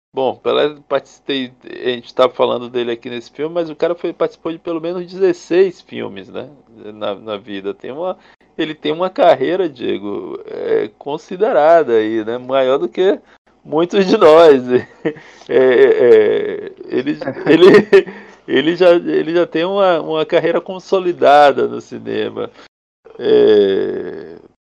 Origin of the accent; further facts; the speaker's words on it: Brazil; nós como brasileiros progressistas